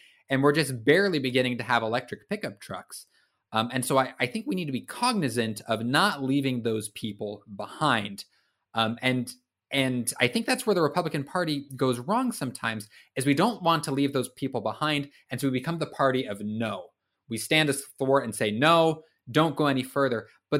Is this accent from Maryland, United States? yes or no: no; Vancouver, Washington, United States; I hail from Washington State, a city called Vancouver. Great part of the country, by the way.